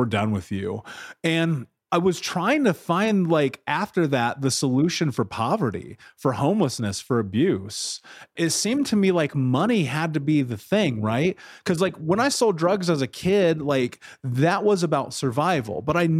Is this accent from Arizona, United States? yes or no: no; Indianapolis, Indiana, United States; So I grew up in Indianapolis.